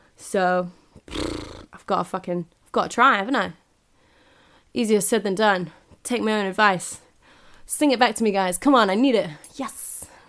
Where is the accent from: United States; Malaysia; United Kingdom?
United Kingdom; I'm ignorantly British here.